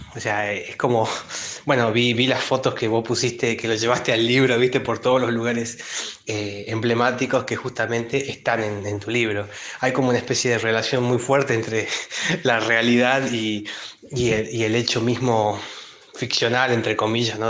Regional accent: Tucumán, Argentina; moved away as an adult; now in Buenos Aires, Argentina; yo recién llegaba a Buenos Aires, pues yo soy de Tucumán en realidad, y tenía 19 años

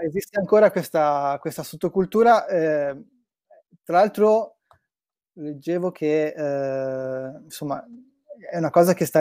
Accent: Brescia, Lombardy, Italy; moved away; io sono di Brescia originario, eh, mm-hmm. abitavo ancora a Brescia

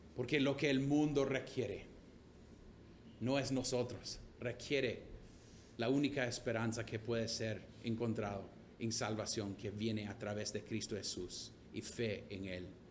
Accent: Honduras; tengo orgullo de ser catracho

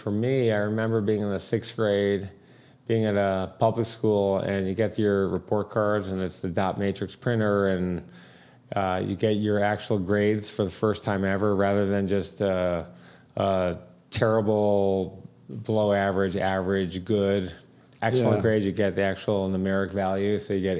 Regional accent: Detroit, Michigan, United States; Detroit, Michigan.

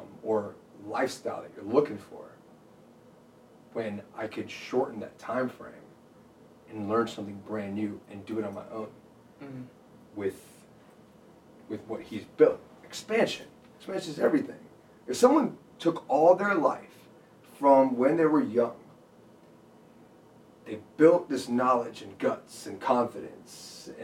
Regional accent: Dacula, Georgia, United States; also born or lived in Connecticut / New Jersey / India; I moved to Georgia, and then I went to Decula. It was in Gwinnett County. Grew up there all the way through high school, from elementary, middle, high school

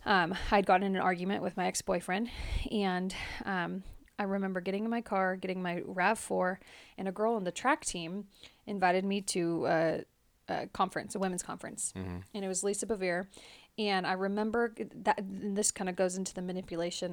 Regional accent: Modesto, California, United States; moved away; born and raised in Modesto, California

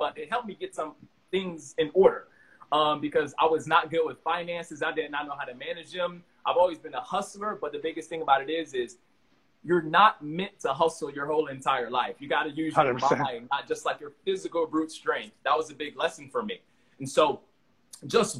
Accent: Miami, Florida, United States; I'm from Miami originally, man. Growing up, that was amazing

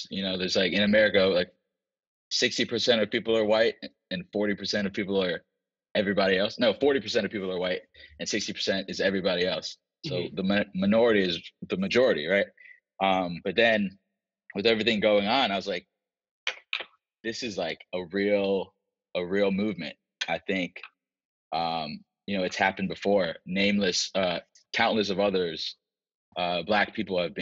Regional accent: Virginia, United States; moved away as an adult; now in Los Angeles, United States; I'm from the South as well. I'm from Virginia

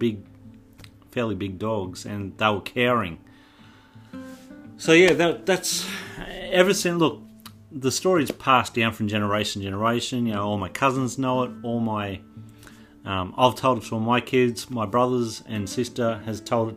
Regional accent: Toowoomba, Queensland, Australia; I'm from Toowoomba

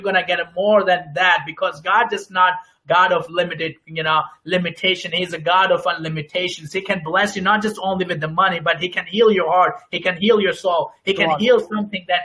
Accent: Pakistan; moved away; I'm originally from Pakistan

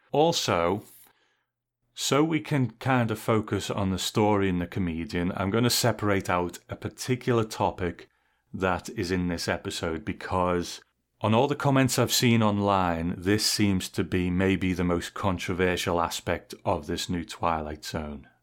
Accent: England, United Kingdom; I grew up in England

